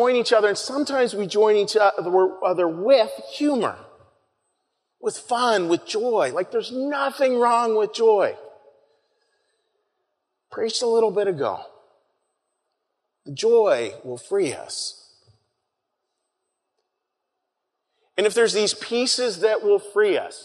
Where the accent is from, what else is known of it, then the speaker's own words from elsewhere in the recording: Pittsburgh, Pennsylvania, United States; moved away; I'm from Pittsburgh